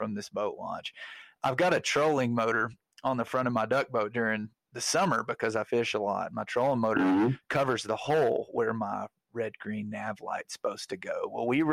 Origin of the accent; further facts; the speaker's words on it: Arkansas, United States; growing up in Arkansas